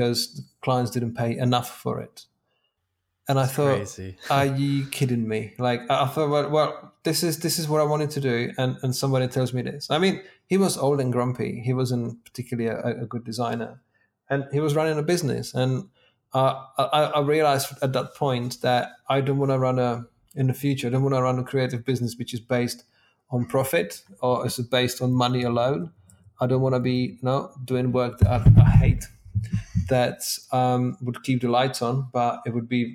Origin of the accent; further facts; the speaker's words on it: Czechia; moved away as an adult; now in England, United Kingdom; in my early 20s, I moved to England from Czech Republic